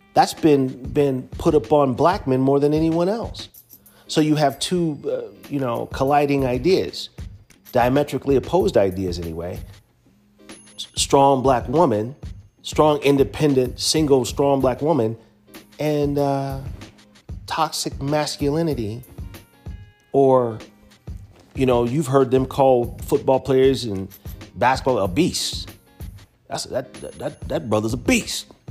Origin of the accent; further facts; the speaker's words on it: United States; as American descendants of slaves